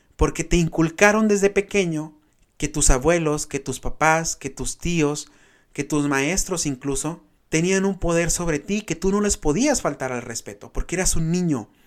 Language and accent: Spanish; Benjamín Hill, Sonora, Mexico; de mi pueblo, porque soy pueblerino, chamacos, orgullosamente un pueblo ferrocarrilero, Benjamín Hill